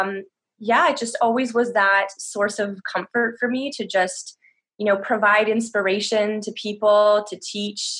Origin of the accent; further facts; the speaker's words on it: Toronto, Ontario, Canada; moved away as an adult; now in France; I'm originally from Toronto